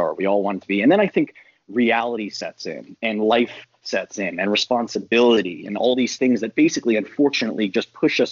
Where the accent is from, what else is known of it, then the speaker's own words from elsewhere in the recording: North Carolina, United States; I'm from North Carolina